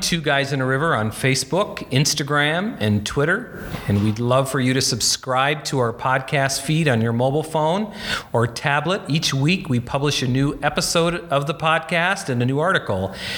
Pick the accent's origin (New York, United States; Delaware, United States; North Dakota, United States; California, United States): North Dakota, United States; Bismarck; moved away; my hometown, Bismarck, North Dakota